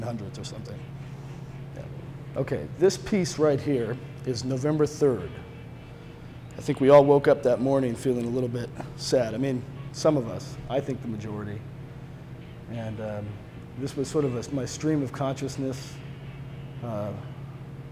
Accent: Petaluma, California, United States; from Petaluma, California, the chicken capital of the world

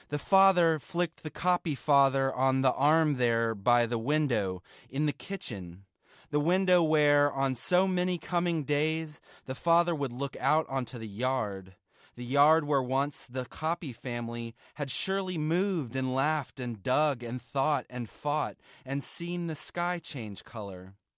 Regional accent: Atlanta, Georgia, United States; I'm from Atlanta, Georgia

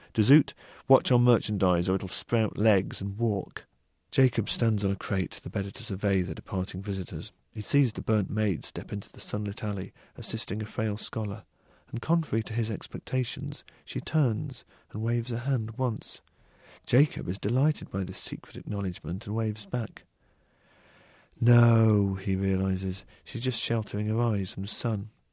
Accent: United Kingdom; I'm a British novelist

